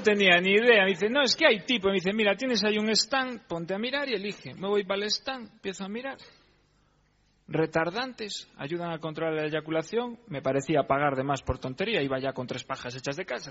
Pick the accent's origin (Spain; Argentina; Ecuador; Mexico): Spain; Galicia; como se hace en mi tierra